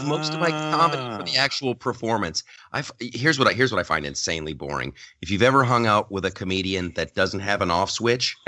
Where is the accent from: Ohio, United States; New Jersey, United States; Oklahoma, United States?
Ohio, United States; Columbus; now in Southern California, United States; I'm from Ohio. I grew up in Columbus, Ohio.